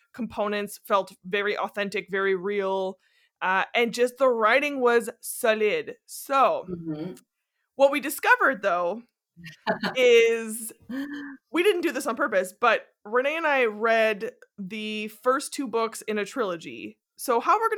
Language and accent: English; Canada; as a Canadian